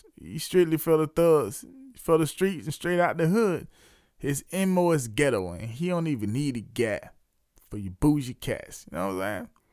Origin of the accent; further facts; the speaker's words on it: Leesville, South Carolina, United States; my hometown of Bates Square, Leesville, South Carolina